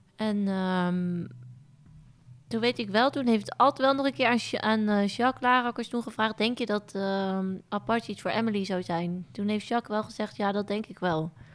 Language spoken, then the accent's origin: Dutch; Onnen, Groningen, Netherlands; ik ben opgegroeid in Groningen, in Onne om precies te zijn, een heel klein dorpje